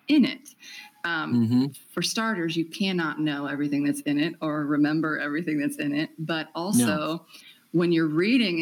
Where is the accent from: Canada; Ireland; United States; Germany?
United States; moved away; also born or lived in Cambodia; I was born in America